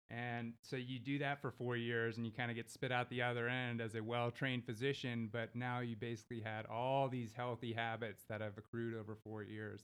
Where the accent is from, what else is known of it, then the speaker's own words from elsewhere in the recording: Houston, Texas, United States; also born or lived in Los Angeles, California; now in Abilene, United States; I work and live out of Abilene, but I was born and raised in Houston.